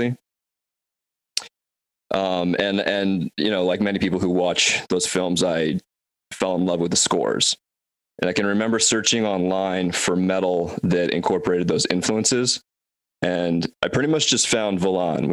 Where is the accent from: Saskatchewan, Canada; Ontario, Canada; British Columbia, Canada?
British Columbia, Canada; Vancouver; I am from Vancouver, Canada